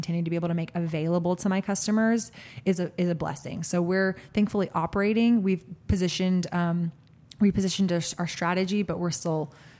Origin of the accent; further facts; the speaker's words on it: Austin, Texas, United States; My heart goes out as a food blogger, as an Austinite, as a Texan, as a citizen of this world.